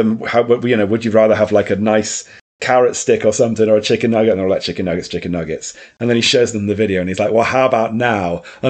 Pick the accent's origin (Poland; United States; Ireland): Ireland; Check out my streams. I'm Irish.